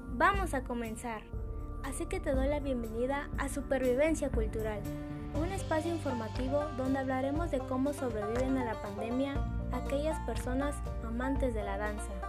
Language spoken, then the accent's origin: Spanish; Mexico; como buen mexicano